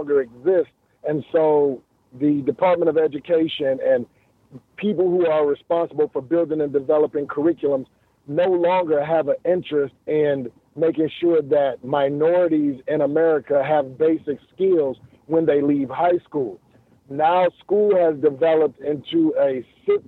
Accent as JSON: {"language": "English", "town": "Detroit", "region": "Michigan", "country": "United States", "tie": "born or raised there", "said": "growing up around Miss Anderson and Miss Jennings in our neighborhood"}